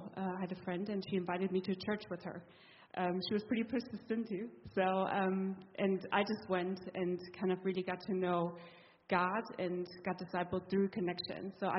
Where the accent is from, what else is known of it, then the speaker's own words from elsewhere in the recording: East Germany, Germany; also born or lived in Jena, Germany; now in Bonn, Germany; And I grew up in the East, so I grew up in a very typical non-Christian home, atheistic.